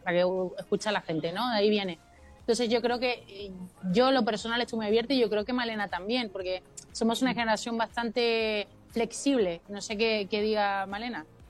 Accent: Mexico; also born or lived in Chile; mi familia se tuvo que ir a México y entonces yo prácticamente me crié en México, es que yo soy de todos lados.

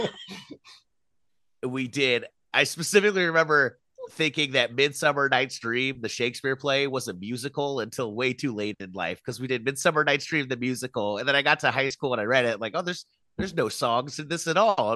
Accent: Ventura, California, United States; I grew up in Ventura

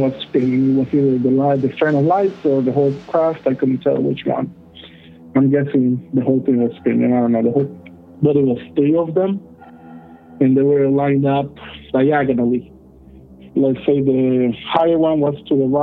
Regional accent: El Salvador; now in Utah, United States; I'm originally from El Salvador, Central America

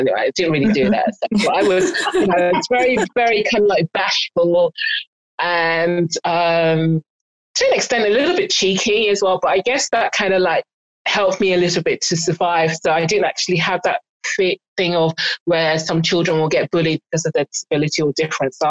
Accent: Igbo, Igboland, Nigeria; also born or lived in North London; now in London, United Kingdom; I'm Nigerian and Igbo

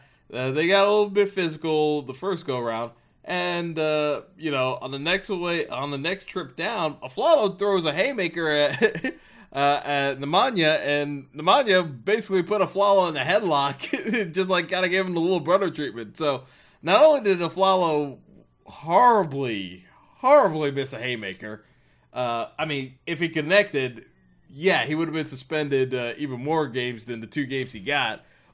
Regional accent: Compton, California, United States; Again, even though I grew up in Compton

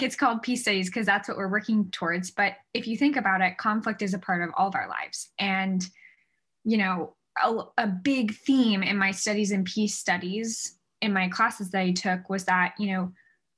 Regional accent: Northern California, United States; also born or lived in Indiana; I grew up in Northern California

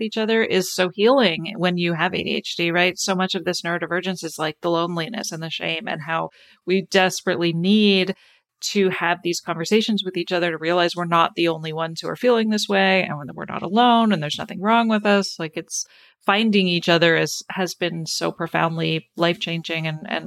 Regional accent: Canada; I grew up in Canada

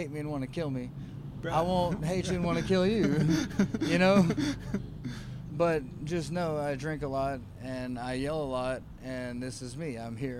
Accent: the South, United States; I'm from the South and I'm backwards

